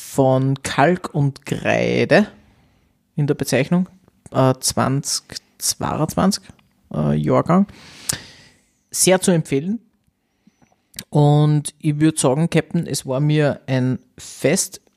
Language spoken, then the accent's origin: German; Austria; bei uns in Österreich